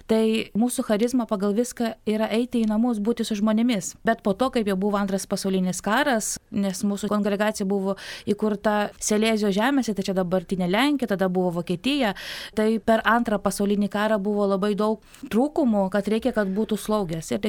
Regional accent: Vilnius, Vilnius County, Lithuania; now in Kaunas, Lithuania; aš esu pati iš Vilniaus

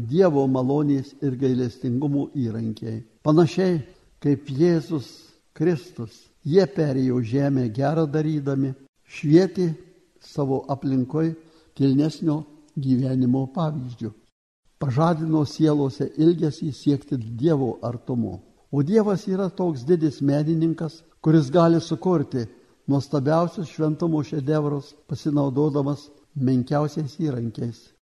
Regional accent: Lithuania; mes lietuviai gyvendami tarp didžiųjų tautų

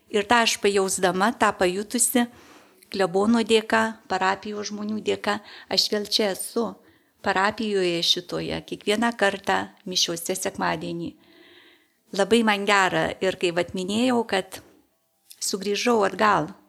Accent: Išlaužas, Kaunas County, Lithuania; now in Kaunas, Lithuania; Esu gimusi tolimiausioje sodyboje šitos parapijos

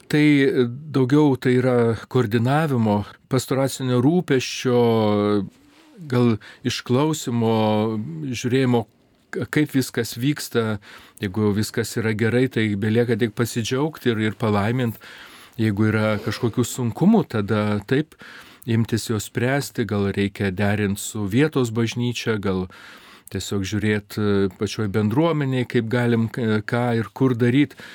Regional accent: Lithuania; also born or lived in Rome; Tai aš esu iš Lietuvos ir todėl ir pasilieku Lietuvoje.

